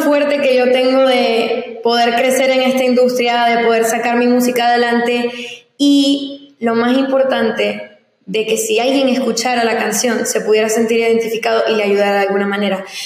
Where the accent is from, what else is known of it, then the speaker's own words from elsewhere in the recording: Ciudad Ojeda, Zulia, Venezuela; also born or lived in San Antonio, Texas / Maracaibo / Cabimas; now in United States; yo me crié toda mi vida en el estado Zulia, específicamente a una hora de Maracaibo, en un lugar llamado Ciudad Ojeda